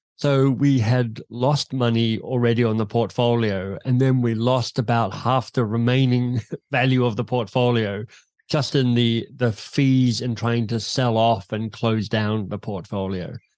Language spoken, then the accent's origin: English; Canberra, Australian Capital Territory, Australia; moved away as an adult; also born or lived in Oxford / London / Boston; I grew up in Canberra in Australia